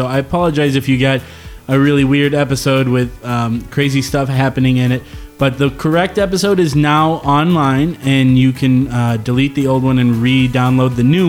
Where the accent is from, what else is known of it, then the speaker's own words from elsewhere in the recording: La Crosse, Wisconsin, United States; I'm from La Crosse or thereabouts.